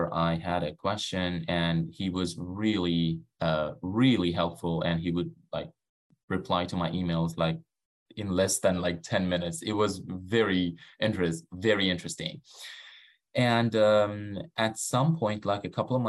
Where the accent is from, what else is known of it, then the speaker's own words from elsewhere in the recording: Iran; English is a second language; moved away as an adult; now in United States; I am originally from Iran.